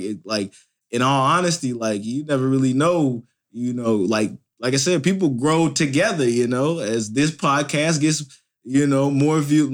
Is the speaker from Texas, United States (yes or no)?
no; Indianapolis, Indiana, United States; my hometown, Indianapolis, Indiana